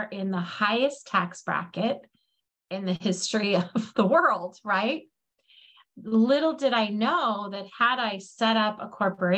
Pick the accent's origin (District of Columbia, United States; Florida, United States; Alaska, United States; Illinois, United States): Alaska, United States; I grew up in Alaska